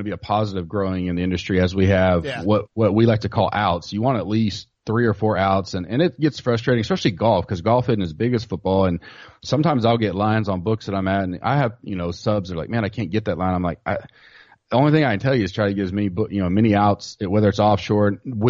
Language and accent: English; Oklahoma, United States; I'm born and raised in Oklahoma.